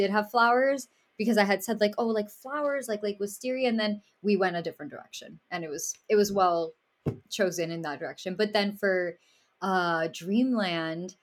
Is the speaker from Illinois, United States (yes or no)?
no; Miami, Florida, United States; I did not grow up in a small town. I grew up in Miami, which is the opposite.